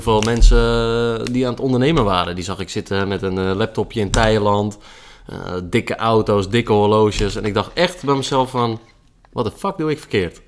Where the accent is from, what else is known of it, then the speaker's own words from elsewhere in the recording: IJmuiden, North Holland, Netherlands; geboren in de Muiden.